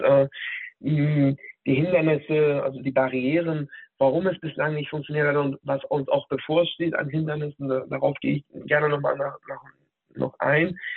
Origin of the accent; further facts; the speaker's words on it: Hanover, Lower Saxony, Germany; moved away as an adult; also born or lived in Berlin; Von dort aus bin ich äh, hier nach Hannover, meiner, ähm, meiner Heimatstadt sozusagen, zurückgekommen